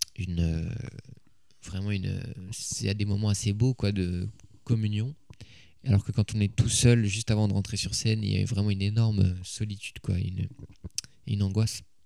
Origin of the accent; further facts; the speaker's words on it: Paris, Île-de-France, France; j'ai grandi à Paris